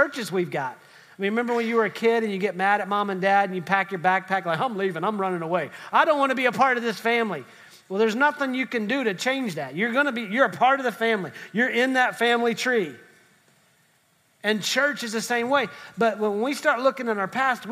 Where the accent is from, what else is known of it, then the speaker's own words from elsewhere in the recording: West Virginia, United States; I'm from West Virginia, so I'm just grateful my family tree branches